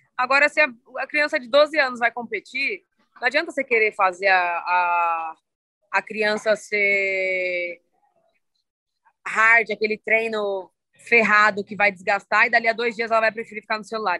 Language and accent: Portuguese; Santo André, São Paulo, Brazil; Eu sou aqui paulista, sou de São Paulo, ABC paulista, aqui de Santo André.